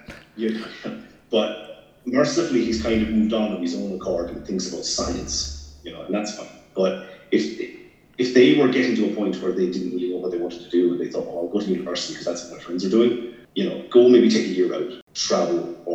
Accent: Ireland; now in Scotland, United Kingdom; I'm not from here, I'm Irish

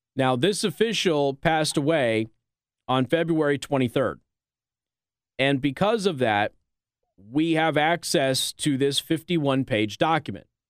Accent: Las Vegas, Nevada, United States; Las Vegas is my hometown

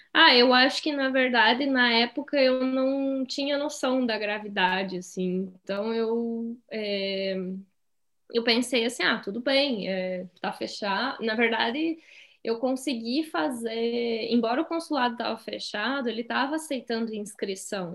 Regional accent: Rio Grande do Sul, Brazil; moved away; eu sou do Rio Grande do Sul, eu sou gaúcha

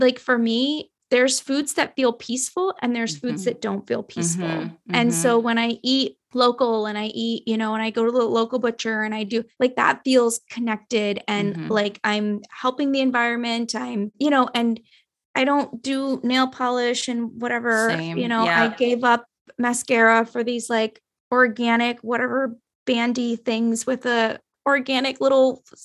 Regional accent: Nepal; moved away; I'm from Nepal

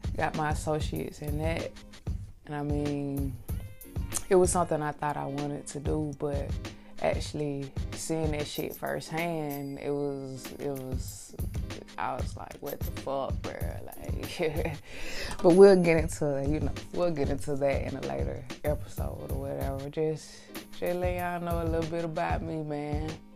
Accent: Atlanta, Georgia, United States; I'm straight out, straight out of Atlanta, real Atlanta shit. I grew up in Lakewood, man.

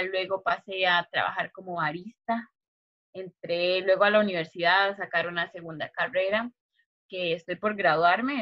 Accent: Turrialba, Cartago, Costa Rica; also born or lived in San José, Costa Rica; crecí en Turrialba. Eh, aquí pasé toda mi niñez

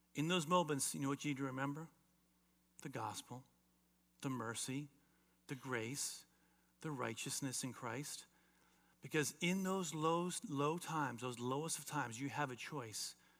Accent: South Florida, United States; as a teenager growing up in South Florida

